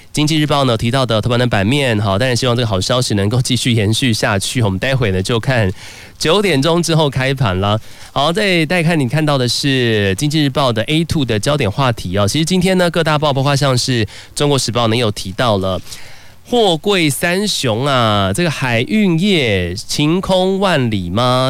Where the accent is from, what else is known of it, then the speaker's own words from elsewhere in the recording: Taiwan; 咱们台湾人